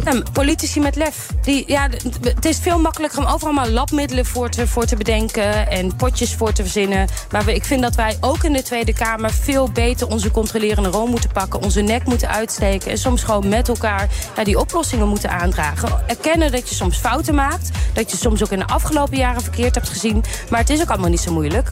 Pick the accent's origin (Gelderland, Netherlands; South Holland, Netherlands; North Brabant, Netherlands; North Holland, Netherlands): Gelderland, Netherlands; Nijmegen; ik kom zelf uit Nijmegen